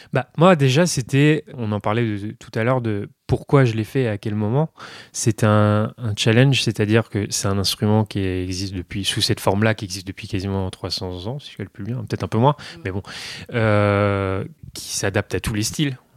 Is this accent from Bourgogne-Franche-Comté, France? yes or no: yes; northern Burgundy, Bourgogne-Franche-Comté, France; moved away as an adult; now in Paris, France; je viens du nord de la Bourgogne, mais il fallait que j'aille à Dijon